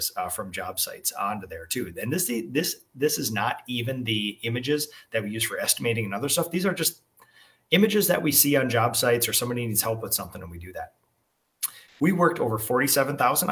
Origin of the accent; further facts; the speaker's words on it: New Prague, Minnesota, United States; my hometown of New Prague